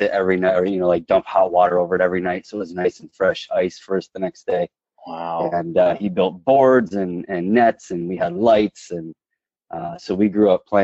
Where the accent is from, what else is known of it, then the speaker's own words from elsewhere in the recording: Michigan, United States; the favorite part has got to be summers. Uh, Michigan summers are amazing. We used to always go up north.